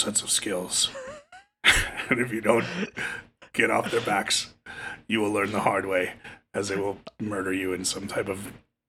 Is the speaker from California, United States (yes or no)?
no; New Jersey, United States; But I'm from Jersey, so we could just be like, Bro Shannon, come here.